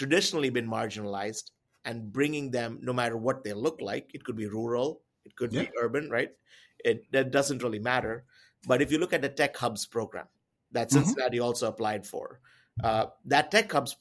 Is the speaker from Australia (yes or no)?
no; India; I come from India